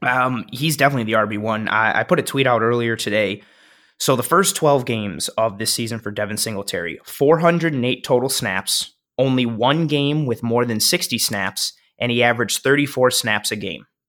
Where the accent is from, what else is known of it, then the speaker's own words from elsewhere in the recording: Buffalo, New York, United States; moved away; I moved back to Buffalo December